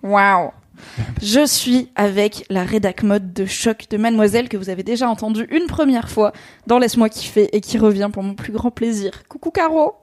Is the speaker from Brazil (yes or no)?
no; Alsace, Grand Est, France; en tant qu'Alsacienne